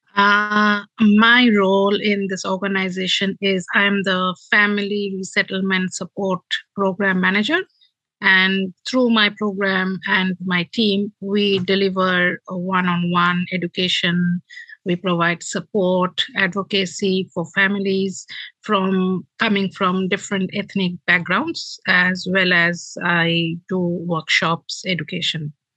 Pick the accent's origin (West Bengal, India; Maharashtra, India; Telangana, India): West Bengal, India; Kolkata; moved away as an adult; now in New Zealand; I was born and brought up in Kolkata, which is the eastern metropolitan city of India